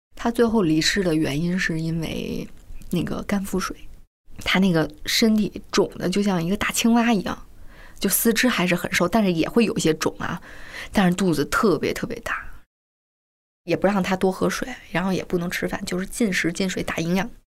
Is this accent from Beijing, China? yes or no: yes; Beijing, China; 我是北京人